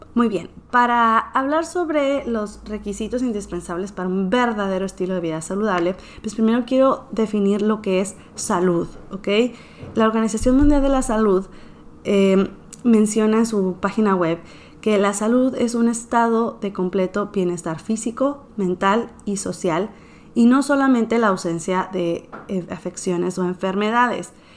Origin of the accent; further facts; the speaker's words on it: northern Mexico, Mexico; soy mexicana, soy nacida en el norte, sigo viviendo en el norte del país de México